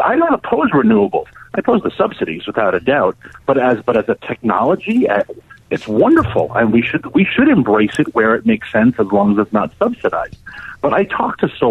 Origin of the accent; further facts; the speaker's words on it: New York City, New York, United States; I'm from New York City. I know New York pretty well